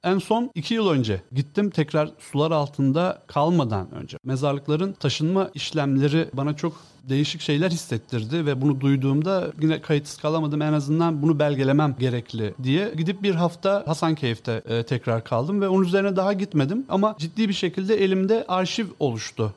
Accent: Samsun, Turkey; moved away as an adult; now in Istanbul, Turkey; ben Samsunluyum

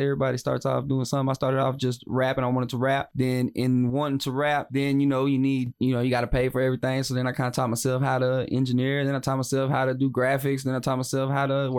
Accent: West, Texas, United States; now in Waco, United States; I'm originally from West

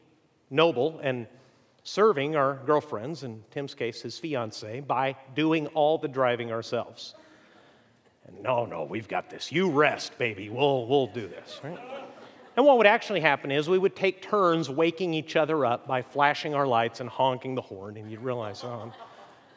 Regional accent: Mexico; moved away; also born or lived in Amarillo, Texas; I was born in Amarillo, though I was raised in Mexico

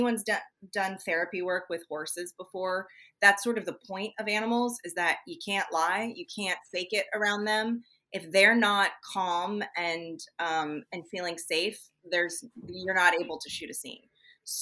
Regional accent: San Francisco Bay Area, California, United States; also born or lived in Oakland; I'm from the Bay Area. So I was born in Oakland and I grew up in all around San Francisco area.

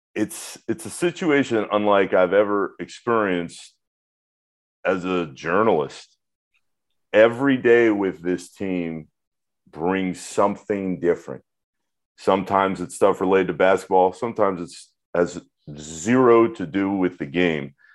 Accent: Orlando, Florida, United States; growing up in Orlando

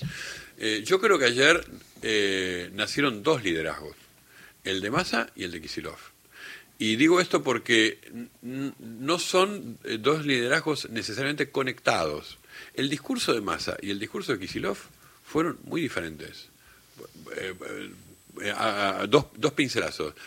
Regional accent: Uruguay; now in Argentina; yo que soy uruguayo, y recuerdo que cuando vine acá, a, en los, en los setenta

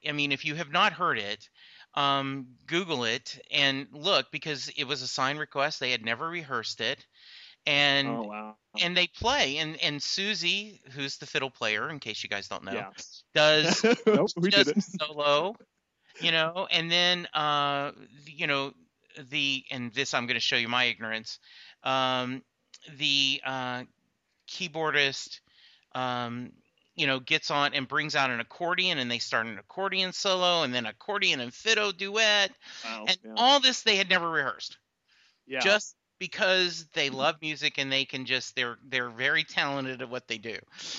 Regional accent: Louisiana, United States; I'm originally from Louisiana, and the college I went to is McNeese State University.

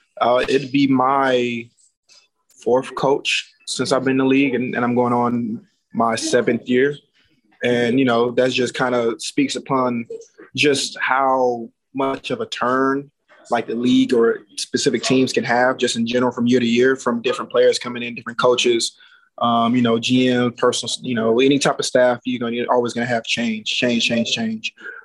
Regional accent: Atlanta, Georgia, United States; also born or lived in Alabama / Miami / Arizona; now in Las Vegas, United States; I'm from Atlanta, so it may snow like once a year there, if not at all in like the next couple years type. And then I lived in Alabama

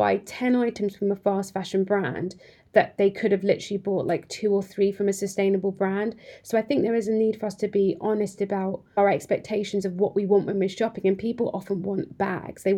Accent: Cambridge, East of England, United Kingdom; I grew up in Cambridge, and to be honest, when I grew up in Cambridge, we had a high street

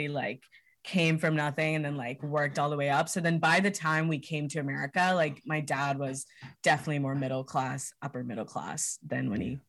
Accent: Hyderabad, Telangana, India; now in United States; Yeah, we're all from Hyderabad in India. It's in Telangana, South India. They're both from like, I don't know the names of the specific villages they're from, but they're both like from the villages, not from the city.

